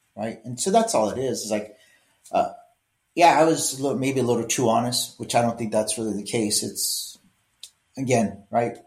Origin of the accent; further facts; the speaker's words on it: Los Angeles, California, United States; growing up in East LA, right, I excelled at school